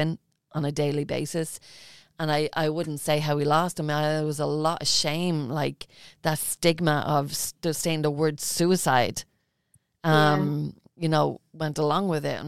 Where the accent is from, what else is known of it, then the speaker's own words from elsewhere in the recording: Ireland; I'm Irish